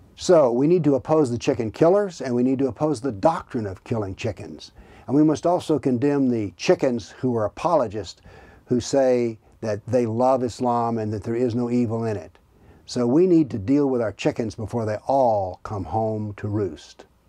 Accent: the South, United States; now in Tennessee, United States; I was raised in the South

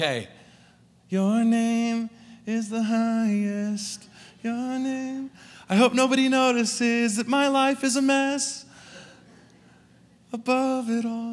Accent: California, United States; accent: California; moved away as an adult; also born or lived in New Zealand; now in Salt Lake City, United States; originally growing up in California, I had an accent that I didn't realize I had

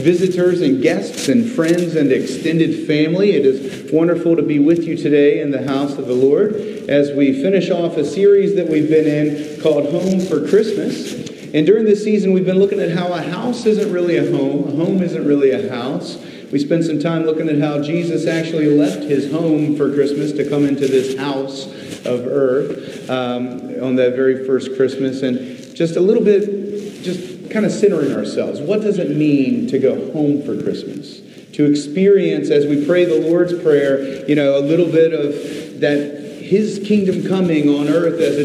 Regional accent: Virginia Beach, Virginia, United States; moved away; I grew up in Virginia Beach, Virginia.

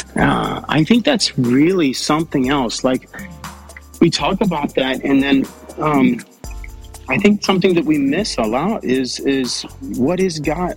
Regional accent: Texas, United States; I'm I'm a Texan

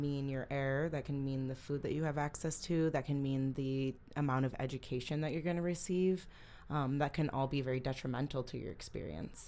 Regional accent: Holland, Michigan, United States; I grew up in Holland, Holland, Michigan.

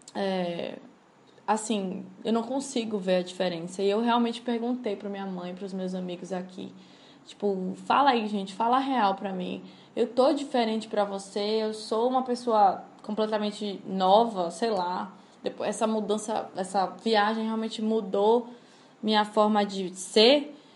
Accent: Salvador, Bahia, Brazil; Salvador de Bahia, a cidade da minha mãe, a cidade onde me criei

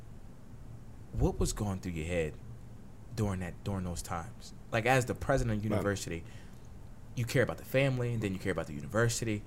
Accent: Wilmington, Delaware, United States; also born or lived in Washington, D.C.; And I grew up in Wilmington

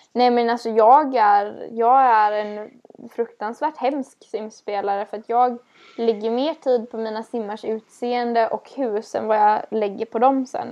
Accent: West Coast, Sweden; vi på västkusten

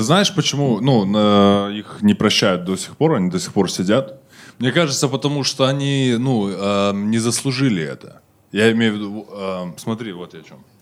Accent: Kazakhstan; мы казахи

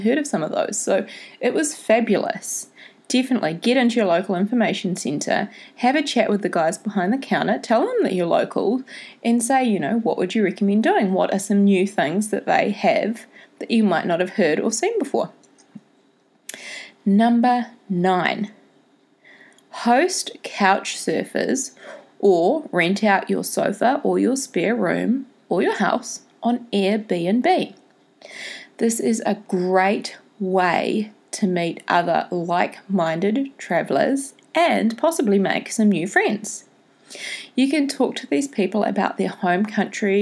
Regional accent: Tauranga, Bay of Plenty, New Zealand; my hometown

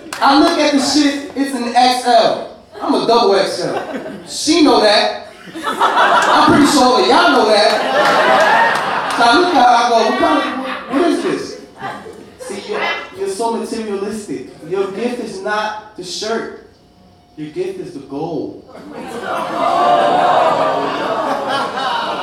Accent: New York City, New York, United States; I grew up in Williamsburg

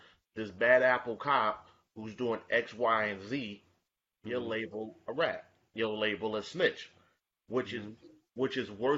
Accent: New York, United States; I was born and raised in Bed-Stuy

